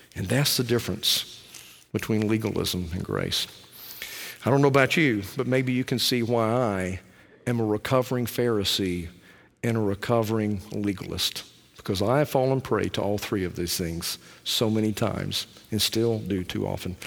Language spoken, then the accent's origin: English; Alabama, United States; I'm from Alabama